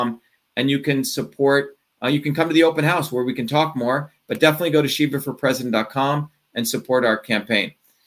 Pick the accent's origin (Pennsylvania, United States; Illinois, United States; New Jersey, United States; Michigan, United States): New Jersey, United States; moved away; I originally grew up in New Jersey.